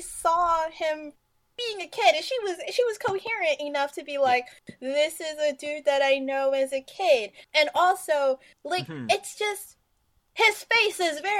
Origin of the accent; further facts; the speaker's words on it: New York, United States; Garden State makes me mad that I'm from New